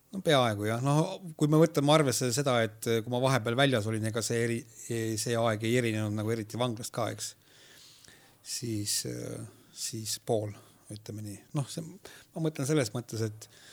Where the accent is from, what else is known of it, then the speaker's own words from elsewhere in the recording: Võhma, Viljandi County, Estonia; kuidas ma seal kasvasin